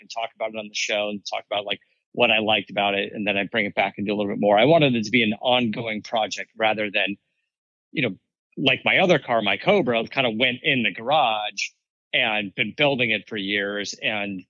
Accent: Arizona, United States; moved away as an adult; also born or lived in Florida; now in California, United States; I grew up in Arizona.

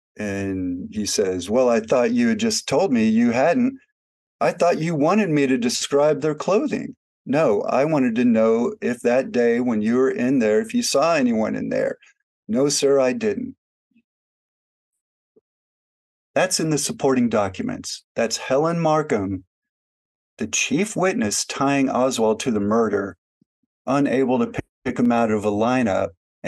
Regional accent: Germany; born there; And so I was born in Germany during that time.

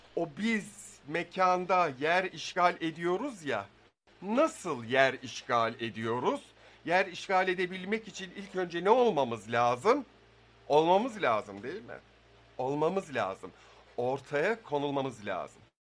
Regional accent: İzmir, Turkey; ben İzmirliyim.

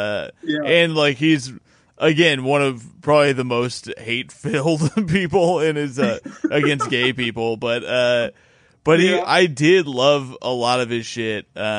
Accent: Bloomington, Indiana, United States; It's in Bloomington, my hometown.

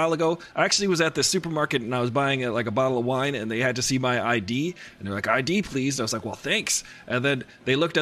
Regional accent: New York, United States; I was in New York

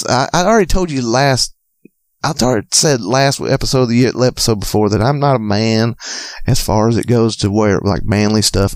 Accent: Georgia, United States; Because I was raised in Georgia.

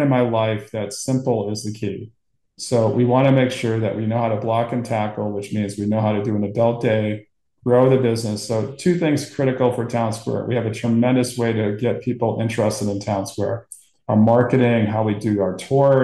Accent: Portland, Maine, United States; I grew up in Portland, Maine

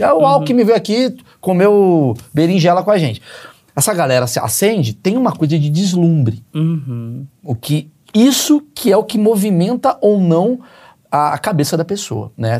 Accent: Rio de Janeiro, Brazil; Vim do Grajaú, do Rio de Janeiro, porra, sem grana

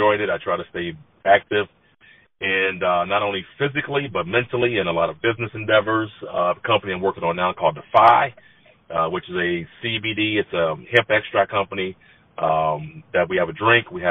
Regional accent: San Diego, California, United States; moved away as an adult; also born or lived in Long Beach / Georgia / Denver; I'm from San Diego, born and raised in San Diego

